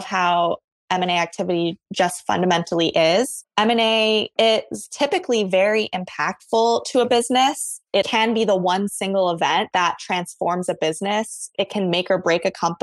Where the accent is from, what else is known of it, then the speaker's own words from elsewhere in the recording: Hawaii, United States; moved away as an adult; also born or lived in Ohio; I was born and raised in Hawaii. I graduated from high school there and went to Ohio State